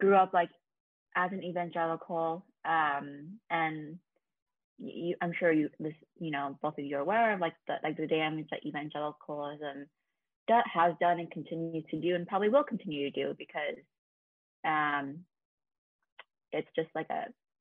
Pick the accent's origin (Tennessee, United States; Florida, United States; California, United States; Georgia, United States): California, United States; also born or lived in South Korea; I was born in South Korea and then adopted when I was 9 months old. Grew up in California